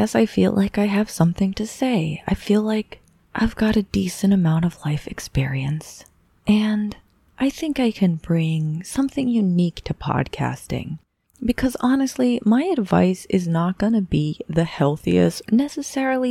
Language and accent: English; Boulder, Colorado, United States; I'm from Boulder, Colorado, a little town.